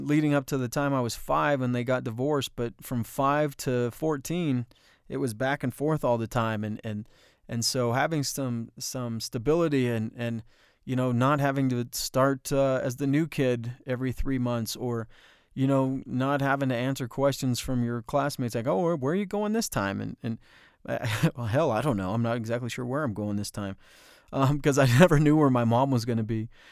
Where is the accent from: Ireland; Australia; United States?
United States; Bloomfield; growing up in Bloomfield